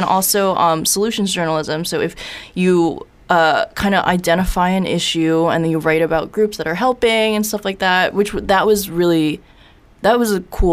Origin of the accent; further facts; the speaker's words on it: Saugerties, New York, United States; I grew up in Saugerties